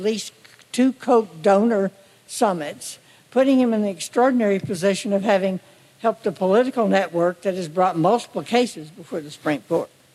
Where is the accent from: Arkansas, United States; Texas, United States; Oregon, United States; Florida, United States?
Texas, United States; Austin; I'm from Austin, Texas, and I'm a retired lawyer